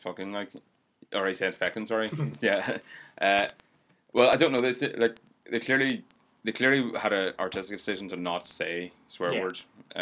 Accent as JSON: {"language": "English", "area": "Tyrone", "region": "Northern Ireland", "country": "United Kingdom", "said": "I'm from Tyrone, obviously."}